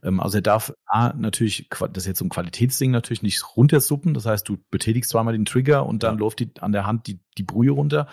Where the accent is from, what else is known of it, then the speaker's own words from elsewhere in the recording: Germany; bei uns in Deutschland